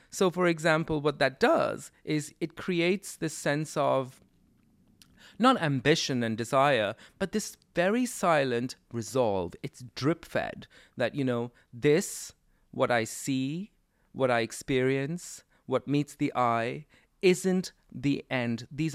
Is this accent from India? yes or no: yes; India; there was no Coca-Cola when I was growing up in India, but we had our own soft drink called Thumbs Up or Campa Cola